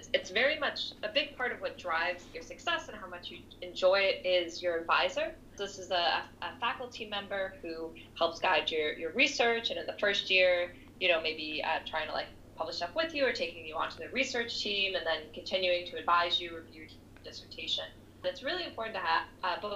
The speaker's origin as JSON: {"language": "English", "town": "New York City", "region": "New York", "country": "United States", "tie": "born or raised there", "also_born_or_lived": "France", "moved": "as an adult", "said": "so I'm originally from New York City, and I'm actually living back here now."}